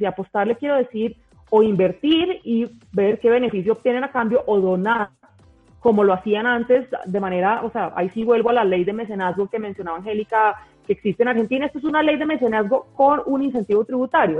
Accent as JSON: {"language": "Spanish", "country": "Colombia", "said": "como colombianos estamos consumiendo culturas"}